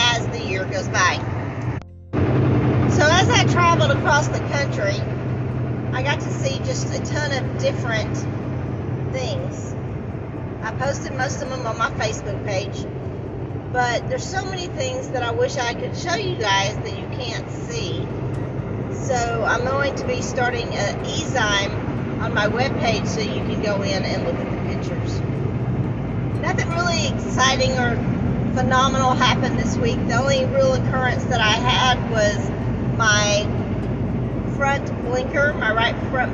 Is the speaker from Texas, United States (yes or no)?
yes; Atlanta, Texas, United States; I literally just left my hometown of Atlanta, Texas